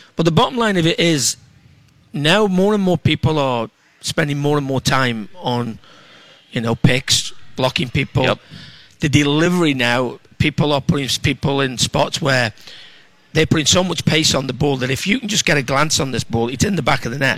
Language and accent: English; England, United Kingdom; now in Minneapolis, United States; I'm an English